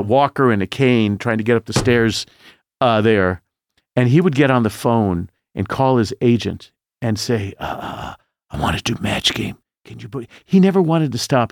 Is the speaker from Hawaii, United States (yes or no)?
no; Indianapolis, Indiana, United States; Growing up in Indianapolis, I wanted to be in show business more than life itself